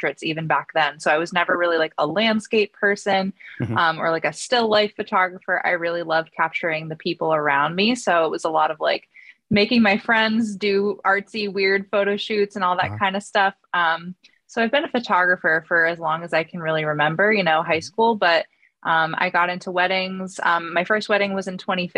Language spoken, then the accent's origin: English; New Hampshire, United States; moved away as an adult; now in Boston, United States; I'm originally from New Hampshire, but I just moved to Boston at the end of last summer